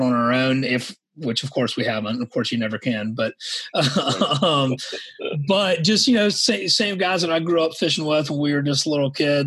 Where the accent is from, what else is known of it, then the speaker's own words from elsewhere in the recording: Savannah, Georgia, United States; I grew up in Savannah, Georgia, here in the low country